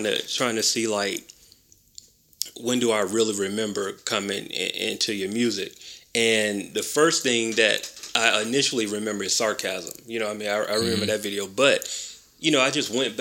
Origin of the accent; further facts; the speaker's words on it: Macon, Georgia, United States; I grew up in Macon.